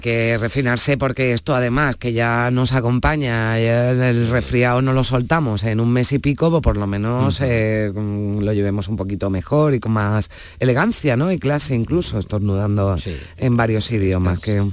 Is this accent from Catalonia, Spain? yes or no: no; Seville, Andalusia, Spain; nací en Sevilla, vivo en Sevilla y he, trabajado aquí en, Sevilla toda la vida